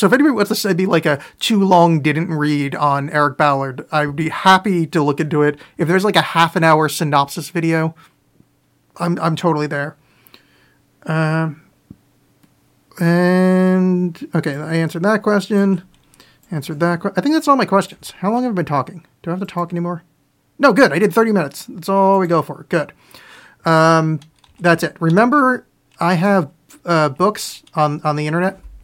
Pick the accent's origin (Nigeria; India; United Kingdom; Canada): Canada; I'm from Canada now, I say